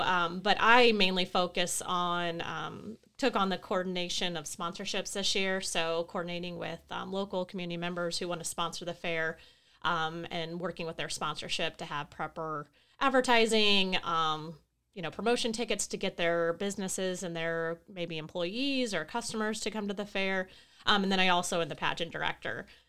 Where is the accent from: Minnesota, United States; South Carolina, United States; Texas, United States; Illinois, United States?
Illinois, United States; Carrollton; now in Palmyra, United States; I'm born and raised in Carrollton, but I actually live in Palmyra now